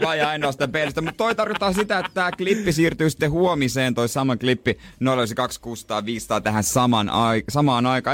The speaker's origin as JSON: {"language": "Finnish", "town": "Seinäjoki", "region": "South Ostrobothnia", "country": "Finland", "moved": "yes", "lives_now": "Helsinki, Finland", "said": "Mä oon Seinäjoelta."}